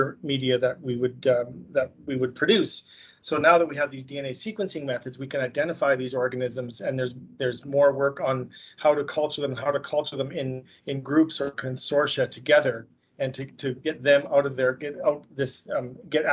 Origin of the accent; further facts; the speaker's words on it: Saskatoon, Saskatchewan, Canada; also born or lived in Montreal / France / Winnipeg; I was born and raised in Saskatoon, Saskatchewan, where I currently live.